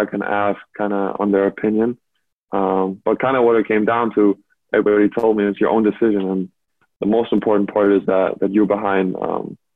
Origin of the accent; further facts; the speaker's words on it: Berlin, Germany; moved away; I grew up in Berlin, like you said. So it was a dream come true to play for my hometown team that I grew up watching